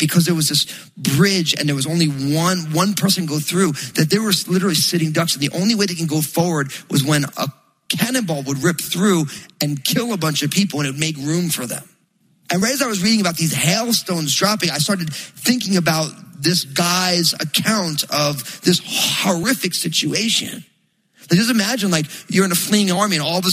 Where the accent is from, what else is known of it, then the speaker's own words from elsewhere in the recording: New Jersey, United States; moved away; also born or lived in Pacific Northwest; I'm from New Jersey